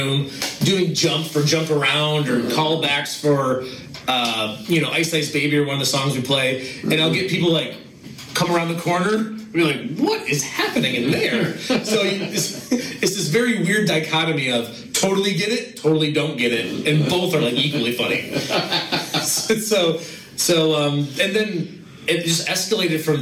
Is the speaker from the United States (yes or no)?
yes; Northern Michigan, United States; moved away; I grew up in Michigan